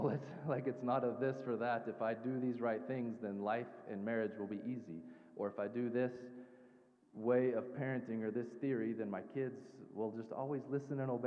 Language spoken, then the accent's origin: English; the South, United States; I grew up in the South in a Southern Baptist church